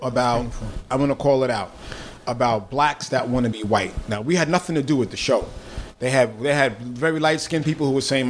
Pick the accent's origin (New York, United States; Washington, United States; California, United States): New York, United States; Bronx; Growing up in the Bronx, especially in the whole hip hop vibe about scratching, DJs wanted to find loops.